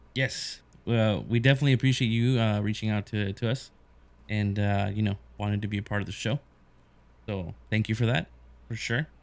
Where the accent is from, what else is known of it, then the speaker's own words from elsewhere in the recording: United States; obviously being American